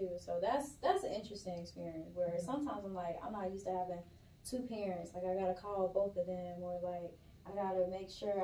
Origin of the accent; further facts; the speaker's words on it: Valdosta, Georgia, United States; I am from Valdosta, Georgia